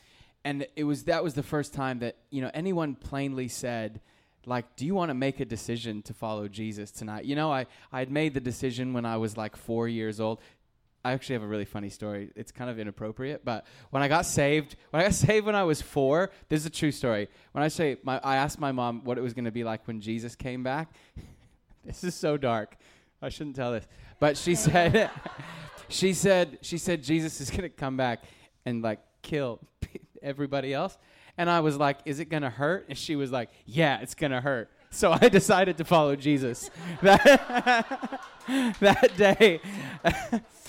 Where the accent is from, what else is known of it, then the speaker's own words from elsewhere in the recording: North Idaho, United States; moved away; I grew up in North Idaho